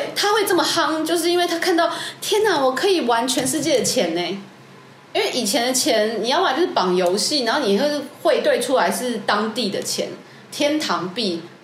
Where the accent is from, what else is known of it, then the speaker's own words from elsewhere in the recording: Taiwan; 我们台湾人